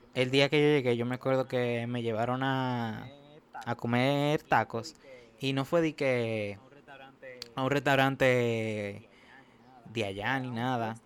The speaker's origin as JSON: {"language": "Spanish", "town": "Santo Domingo", "region": "Distrito Nacional", "country": "Dominican Republic", "tie": "born or raised there", "said": "Yo nací en República Dominicana, la capital, Santo Domingo, como le dicen."}